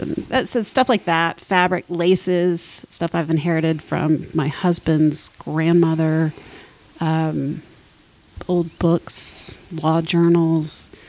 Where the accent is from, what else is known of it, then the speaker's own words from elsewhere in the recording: Columbus, Georgia, United States; Columbus, Georgia.